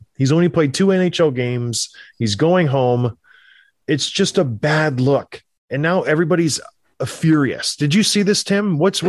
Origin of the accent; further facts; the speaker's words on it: Canada; Everything here says I'm from Canada.